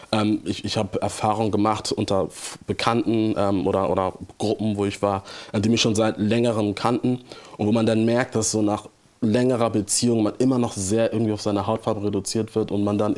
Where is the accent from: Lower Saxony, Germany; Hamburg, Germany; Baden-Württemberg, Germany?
Hamburg, Germany; Ähm, ja, ich bin aus Hamburg und ich liebe diese Stadt auch. Ähm, und es ist auch meine Heimat